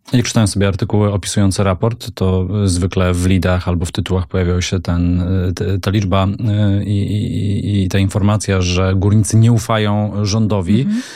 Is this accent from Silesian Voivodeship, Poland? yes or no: yes; Silesian Voivodeship, Poland; jestem Ślązakiem